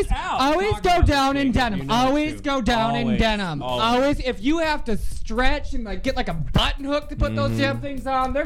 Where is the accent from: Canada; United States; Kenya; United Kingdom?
United States; Minneapolis, Minnesota; also born or lived in Washington, D.C.; now in Chicago, United States; I lived in D.C. for 7 years, and then I grew up in. Oh, I grew up in Minneapolis.